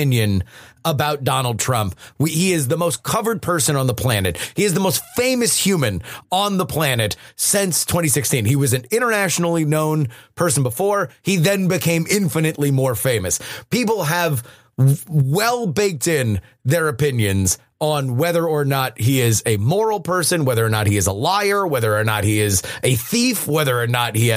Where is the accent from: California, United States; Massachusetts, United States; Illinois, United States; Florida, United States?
Florida, United States; South; I'm from South Florida